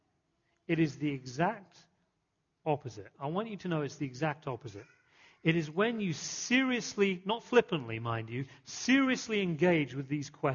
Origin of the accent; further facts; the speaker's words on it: England, United Kingdom; moved away; growing up in England